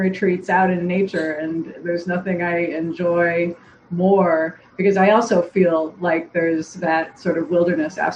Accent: Massachusetts, United States; moved away as an adult; I was from Massachusetts

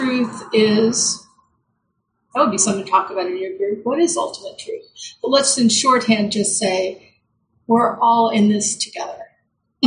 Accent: United States; we are American

